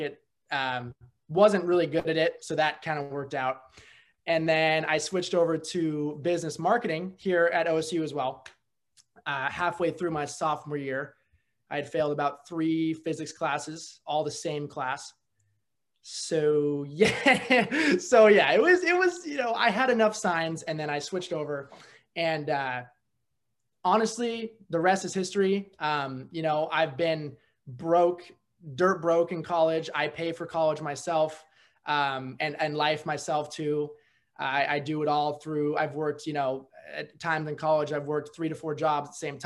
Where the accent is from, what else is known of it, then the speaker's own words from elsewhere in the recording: Napa, California, United States; moved away as an adult; also born or lived in San Jose, California; now in Oregon, United States; Originally from San Jose, grew up in Napa